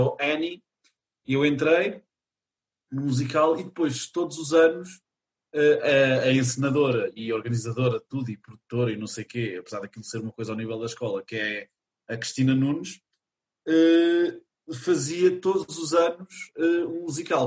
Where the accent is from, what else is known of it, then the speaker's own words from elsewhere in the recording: Chaves, Norte, Portugal; also born or lived in Lisbon; eu sou natural de Chaves na minha concepção, apesar de ter nascido em Lisboa, porque eu fui para Uh, eh, depois de nascer para Chaves, foi aos três anos